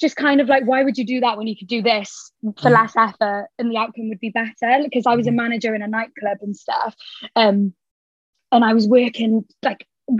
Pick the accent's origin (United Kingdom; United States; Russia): United Kingdom; Cardiff, Wales; I am 23 and I'm from Cardiff. I still live at home with my mum and dad